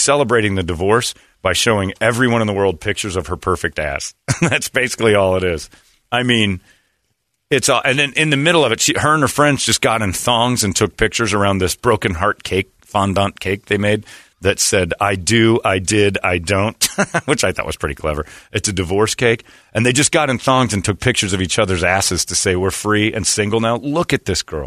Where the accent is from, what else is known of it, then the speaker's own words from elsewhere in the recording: Indiana, United States; moved away; I'm from Indiana.